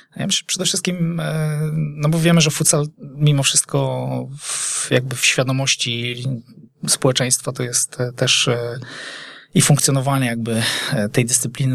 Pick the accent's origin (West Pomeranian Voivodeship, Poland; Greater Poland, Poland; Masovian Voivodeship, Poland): Greater Poland, Poland; Poznań; jestem rodowitym poznaniakiem